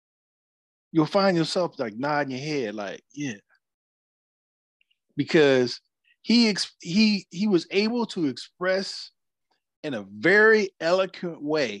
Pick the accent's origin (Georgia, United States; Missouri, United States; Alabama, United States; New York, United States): Georgia, United States; growing up in Georgia